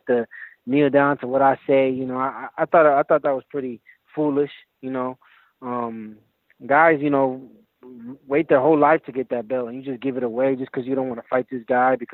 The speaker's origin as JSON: {"language": "English", "town": "Milwaukee", "region": "Wisconsin", "country": "United States", "tie": "born or raised there", "moved": "yes", "lives_now": "Las Vegas, United States", "said": "I was born here in Milwaukee, Wisconsin, in the United States"}